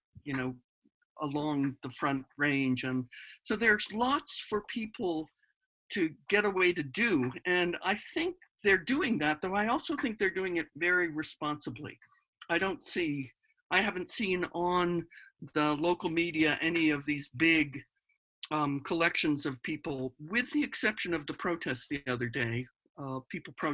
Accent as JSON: {"language": "English", "region": "Massachusetts", "country": "United States", "tie": "born or raised there", "also_born_or_lived": "Gainesville, Florida", "moved": "as an adult", "lives_now": "Colorado, United States", "said": "Massachusetts. From Massachusetts. Okay. That's where I grew up and lived until in 1988"}